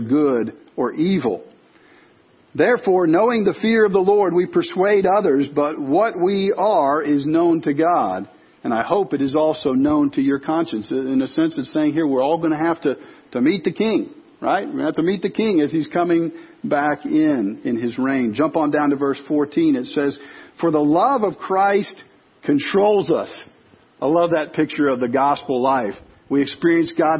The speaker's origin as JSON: {"language": "English", "area": "Chicago suburbs", "region": "Illinois", "country": "United States", "tie": "born or raised there", "moved": "yes", "said": "I grew up in the Chicago suburbs"}